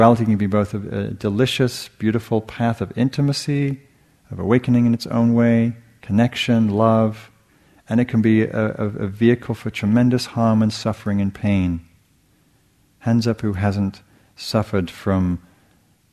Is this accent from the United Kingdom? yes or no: yes; England, United Kingdom; moved away; I grew up in England